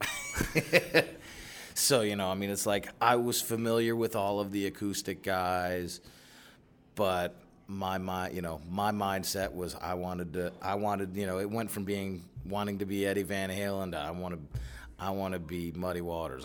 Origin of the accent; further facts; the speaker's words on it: Chicago, Illinois, United States; I grew up out on the South Side